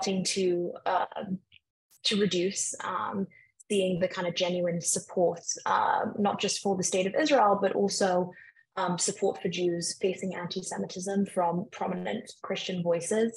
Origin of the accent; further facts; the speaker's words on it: London, United Kingdom; moved away as an adult; now in United States; I grew up in London, very multicultural